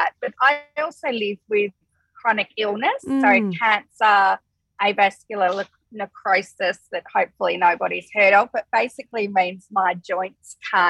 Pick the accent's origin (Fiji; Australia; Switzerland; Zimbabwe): Australia; Perth, Western Australia; moved away as an adult; also born or lived in Melbourne; I actually was living in Melbourne, but I am from Perth originally.